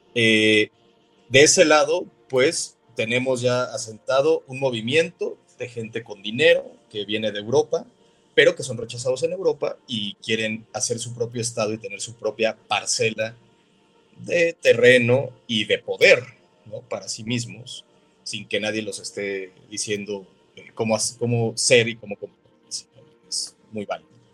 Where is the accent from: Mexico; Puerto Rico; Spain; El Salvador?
Mexico; nosotros somos mexicanos